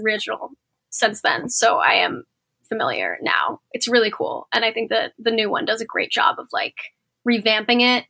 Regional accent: Portland, Oregon, United States; moved away; also born or lived in Los Angeles; I grew up in Portland, Oregon, and I was a competitive dancer

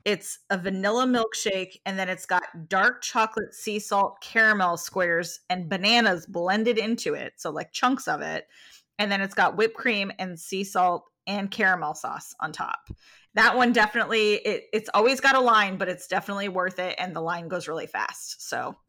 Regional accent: California, United States; moved away; growing up in California and going to San Francisco and going to culinary school in San Francisco

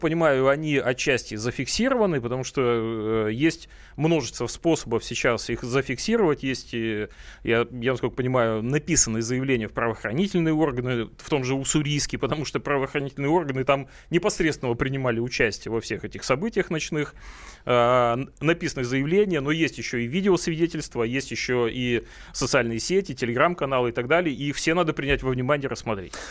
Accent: Primorsky Krai, Russia; now in Moscow, Russia; Это мой родной край

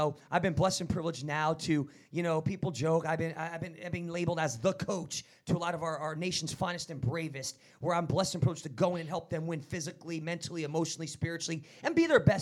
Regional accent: New Jersey, United States; I'm from Jersey.

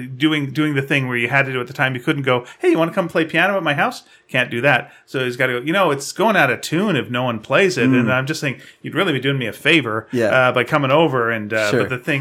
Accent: Greenfield Park, Quebec, Canada; No, it was in Greenfield Park, Quebec.

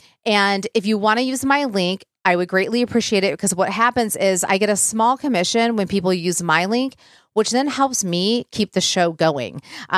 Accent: Michigan, United States; moved away

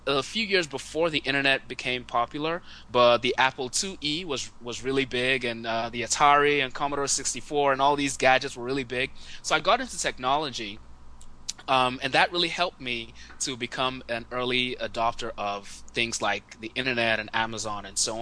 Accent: Nigeria; I grew up in Nigeria

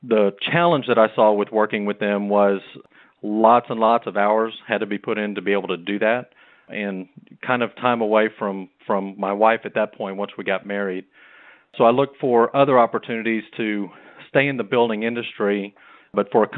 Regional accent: Rockport, Texas, United States; My brother and I grew up on the Texas coast in Rockport.

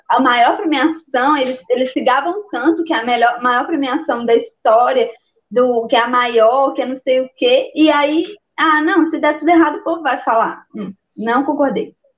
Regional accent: Minas Gerais, Brazil; eu sou mineira

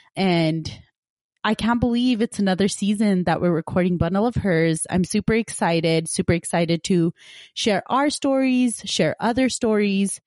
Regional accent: Punjab, India; moved away; I'm originally from Punjab, India

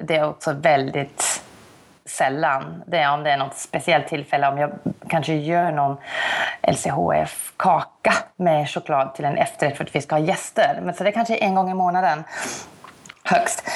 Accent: South Africa; moved away as an adult; now in Sweden; Jag är ju uppvuxen i Sydafrika

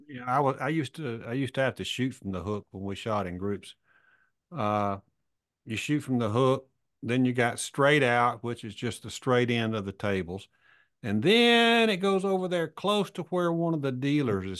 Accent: Alabama, United States; I'm a redneck from Alabama

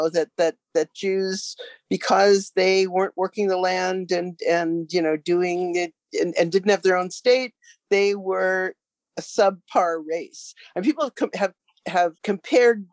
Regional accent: United States; now in Canada; I'm originally from the States

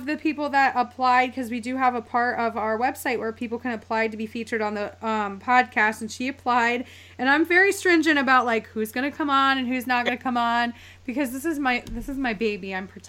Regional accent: East Coast, United States; I'm from the East Coast. So I'm like East Coast girl. I've never been anywhere else in my entire life.

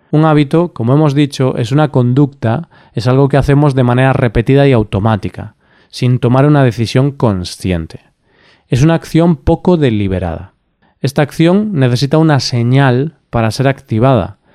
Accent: Spain; Siendo español, para mí estas son duras palabras pero en su momento decidí hacer de tripas corazón y dejar de echar la siesta.

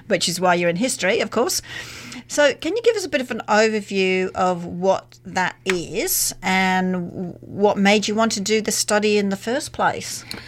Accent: Australia; as an Australian

